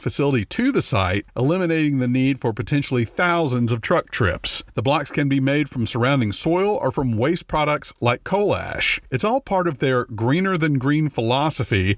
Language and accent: English; Louisiana, United States; I'm from Louisiana.